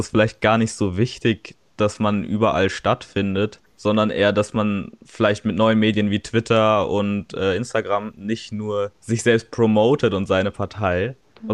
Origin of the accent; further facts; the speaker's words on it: Darmstadt, Hesse, Germany; ich komme aus Darmstadt